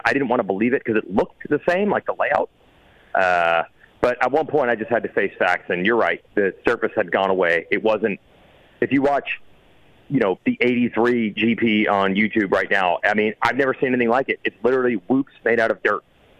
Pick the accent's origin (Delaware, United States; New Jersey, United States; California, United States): New Jersey, United States; This was the localist track to me growing up in New Jersey.